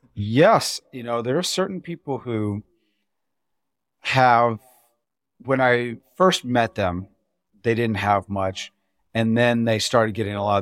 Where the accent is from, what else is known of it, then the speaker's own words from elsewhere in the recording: Indiana, United States; I'm from Indiana